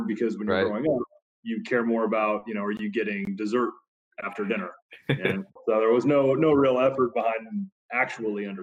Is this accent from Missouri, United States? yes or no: yes; Kansas City, Missouri, United States; moved away as an adult; also born or lived in Dallas, Texas; I was born and raised in Kansas City and moved to Dallas, went to school down there